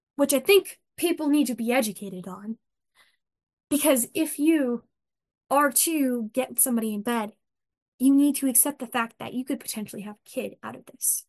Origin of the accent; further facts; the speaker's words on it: United States; We are American and we are Christian